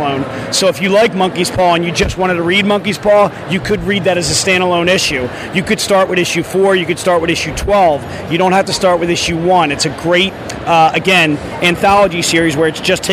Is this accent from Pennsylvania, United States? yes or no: yes; Abington, Pennsylvania, United States; I was born and raised in Abington. I went to Abington High School.